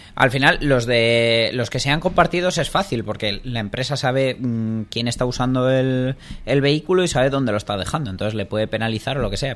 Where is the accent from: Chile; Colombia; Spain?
Spain; somos españoles